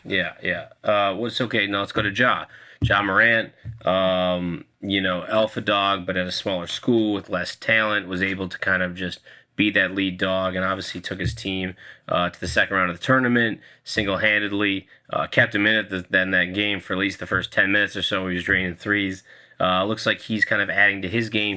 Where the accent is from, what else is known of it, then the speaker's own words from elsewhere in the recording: Minnesota, United States; I'm from Minnesota